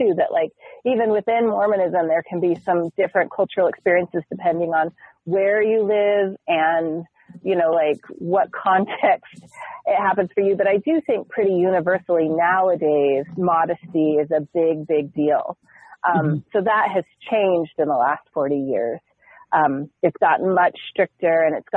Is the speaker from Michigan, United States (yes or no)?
no; Southern Utah, United States; I grew up in Southern Utah